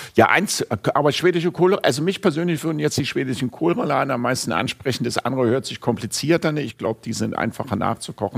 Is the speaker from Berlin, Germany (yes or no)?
yes; Berlin, Germany; ich bin Berliner